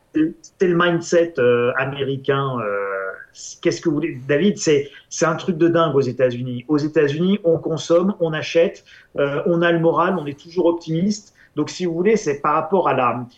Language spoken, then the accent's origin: French; France; en tant qu'Européen, en tant que Français